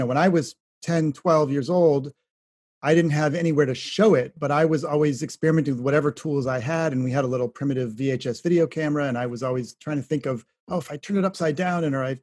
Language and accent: English; Shaker Heights, Ohio, United States; you're in my home state